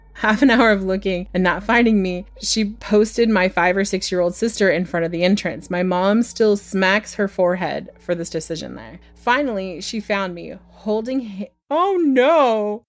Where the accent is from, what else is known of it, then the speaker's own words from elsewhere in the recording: United States; I grew up in America